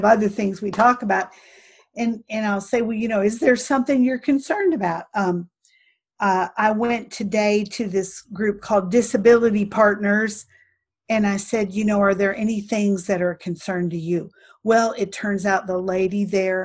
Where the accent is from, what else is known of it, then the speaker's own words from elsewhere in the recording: right outside Chicago, Illinois, United States; moved away; I grew up right outside Chicago